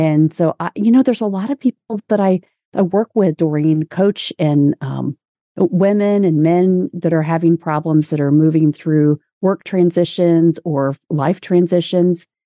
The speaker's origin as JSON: {"language": "English", "town": "Indianapolis", "region": "Indiana", "country": "United States", "tie": "born or raised there", "also_born_or_lived": "Orlando, Florida", "said": "shortly after I was born, my family moved to Indianapolis"}